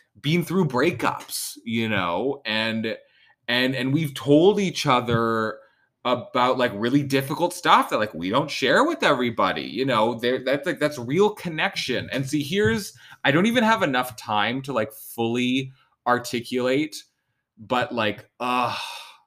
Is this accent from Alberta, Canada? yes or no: no; Vancouver, British Columbia, Canada; I fucking live 20 minutes from this college. Like, I'm not an international student. I'm not from Ontario. I didn't move fucking anywhere.